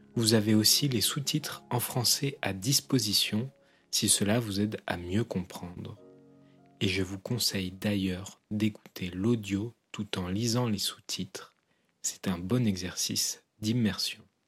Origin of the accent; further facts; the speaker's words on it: southwest France, France; je suis originaire du sud-ouest de la France, à moins d'une heure de voiture de l'Espagne